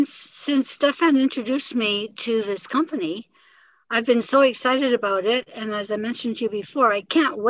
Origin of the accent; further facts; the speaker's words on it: Okanagan Lake, British Columbia, Canada; I was a water baby. I grew up in the Okanagan Lake. And maybe I'll be your poster girl for 70 age and over.